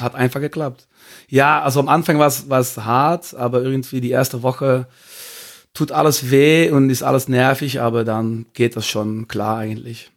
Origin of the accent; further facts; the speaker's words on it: Belgium; German is a second language; moved away as an adult; now in Cologne, Germany; ich komme aus Belgien